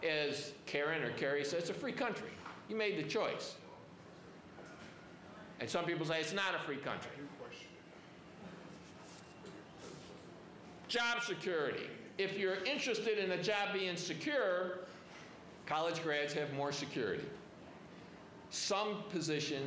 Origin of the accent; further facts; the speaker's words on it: Chicago, Illinois, United States; I am from Chicago